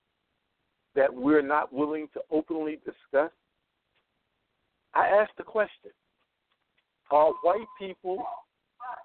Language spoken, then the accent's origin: English; New York, United States; I'm a New Yorker